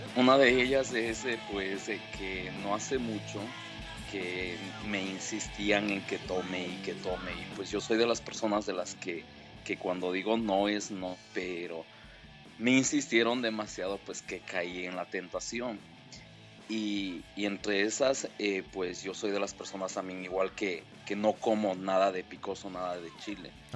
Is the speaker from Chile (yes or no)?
no; Ecuador; now in Iowa, United States; soy ecuatoriano